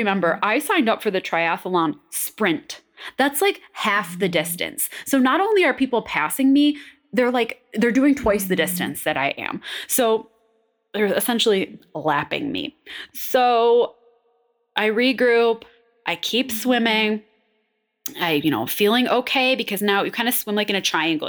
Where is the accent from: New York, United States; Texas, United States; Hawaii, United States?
New York, United States; Buffalo; I'm from Buffalo